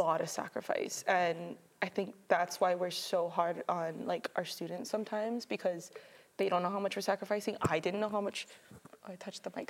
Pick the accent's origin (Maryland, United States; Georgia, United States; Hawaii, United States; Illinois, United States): Hawaii, United States; Mililani; moved away as an adult; now in Oregon, United States; I'm from Mililani, Oahu